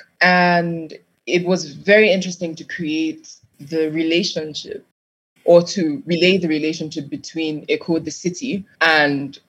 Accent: Nigeria; Growing up in Nigeria

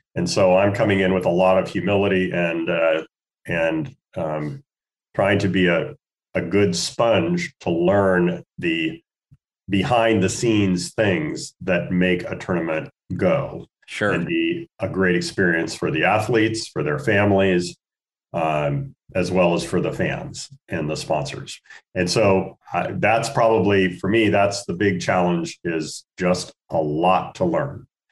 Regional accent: Spokane, Washington, United States; moved away as an adult; now in Portland, United States; I'm a Northwest boy. I grew up in Spokane, Washington

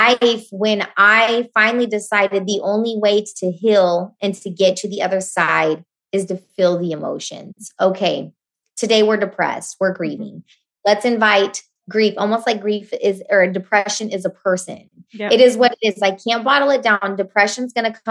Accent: Oklahoma, United States; you're from Middle America, Oklahoma, and you've never left your hometown

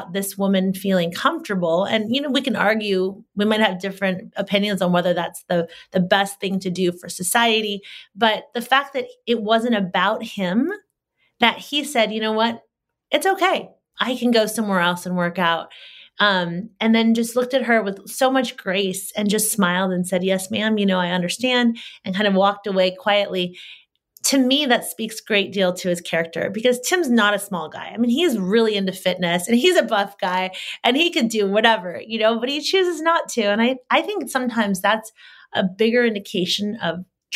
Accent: Solano County, California, United States; I grew up in Solano County

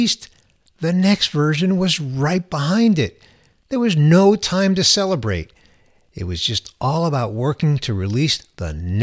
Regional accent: New York City, New York, United States; moved away as an adult; also born or lived in San Francisco; I grew up in New York City.

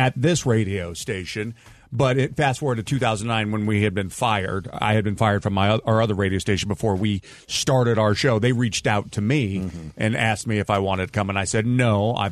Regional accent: St. Louis, Missouri, United States; I grew up in St. Louis

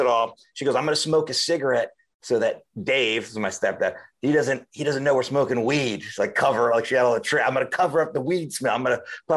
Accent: Miami, Florida, United States; moved away; I grew up in Miami, Florida.

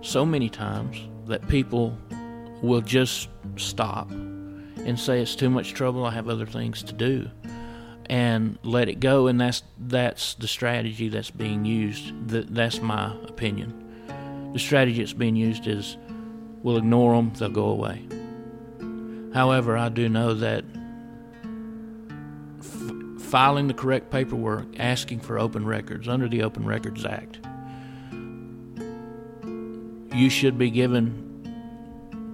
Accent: United States; I grew up in Floyd County

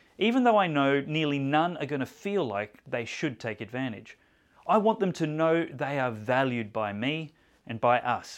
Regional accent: Australia; I don't think I'm rare as an Aussie.

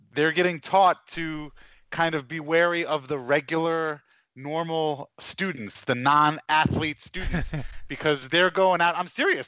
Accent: Long Island, New York, United States; also born or lived in Garden City, New York; I grew up on Long Island

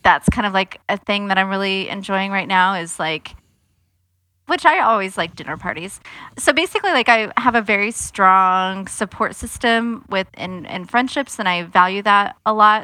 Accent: Nebraska, United States; moved away; I'm from Nebraska

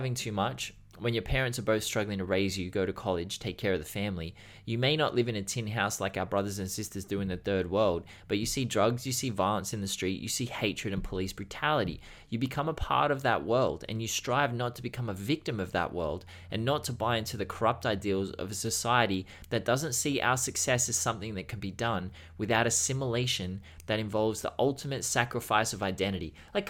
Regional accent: New York City, New York, United States; also born or lived in Peru; But even then, I grew up in Harlem, which is a hood. It's not the worst place in NYC or even the worst place in America.

